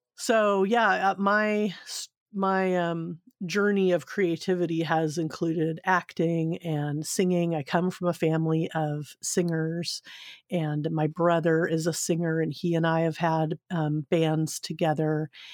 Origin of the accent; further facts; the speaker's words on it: Southern California, United States; also born or lived in Seal Beach, California / Grass Valley, California / Sacramento, California; I grew up in Southern California, um, in Seal Beach, which is uh, a nice little community, and then moved up to um, Grass Valley